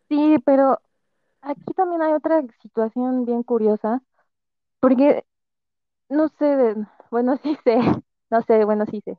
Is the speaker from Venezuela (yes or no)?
no; Mexico; nosotros como mexicanos